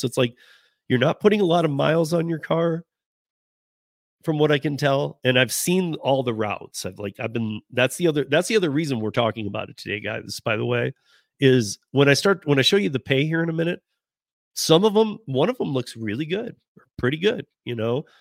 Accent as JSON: {"language": "English", "region": "Michigan", "country": "United States", "tie": "born or raised there", "moved": "yes", "said": "I'm from Michigan. I grew up with Lake Effect from Chicago"}